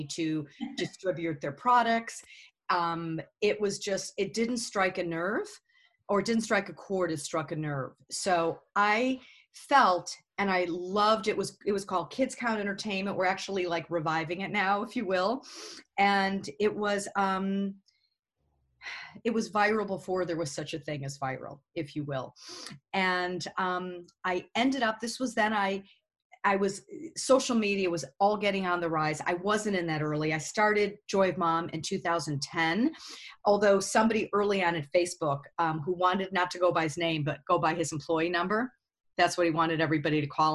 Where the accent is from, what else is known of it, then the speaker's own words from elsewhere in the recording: Chicago, Illinois, United States; I'm from Chicago. I worked at WGN Radio